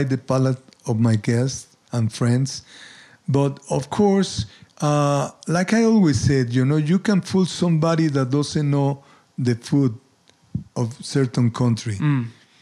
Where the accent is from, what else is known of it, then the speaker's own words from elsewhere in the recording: Mexico City, Mexico; moved away as an adult; now in Santa Fe, United States; born and raised in Mexico City